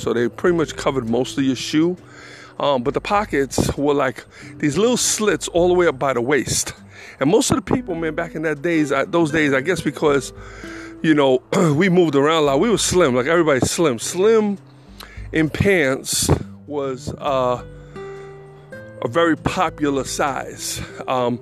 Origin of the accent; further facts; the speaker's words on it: New York, United States; moved away as an adult; I'm from New York.